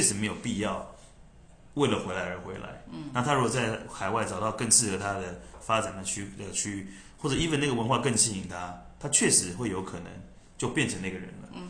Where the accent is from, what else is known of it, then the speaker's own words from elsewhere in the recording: Taiwan; moved away as an adult; 我反而是更清楚我身为台湾人这件事情的重要性